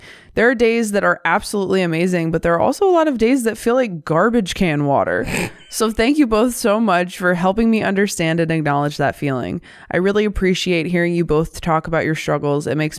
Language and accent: English; Hartville, Ohio, United States; now in New York City, United States; I grew up in Ohio, about 1/2 hour from Louisville, in a small town called Hartville.